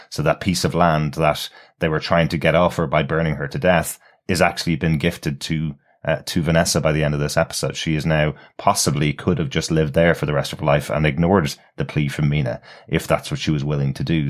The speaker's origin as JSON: {"language": "English", "country": "Ireland", "said": "I'm Irish"}